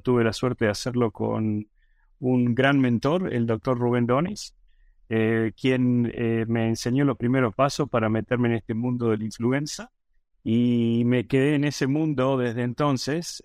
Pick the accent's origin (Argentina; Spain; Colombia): Argentina; Córdoba; moved away as an adult; now in United States; soy originalmente de Argentina, de la ciudad de Córdoba, en la provincia de Córdoba, en Argentina